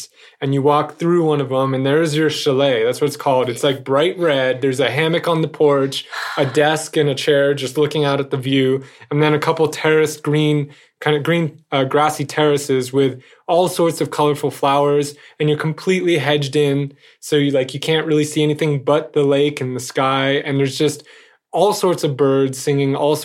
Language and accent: English; California, United States; moved away; I'm from California